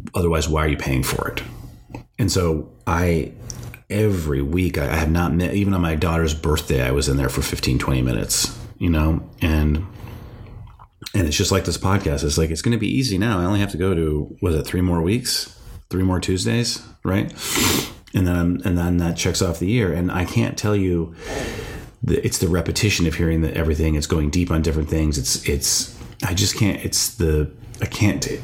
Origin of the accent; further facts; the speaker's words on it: North Dakota, United States; moved away; I'm from North Dakota originally